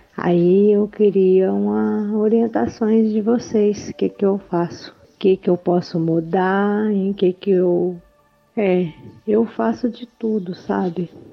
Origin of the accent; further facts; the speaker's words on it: Minas Gerais, Brazil; sou de Minas Gerais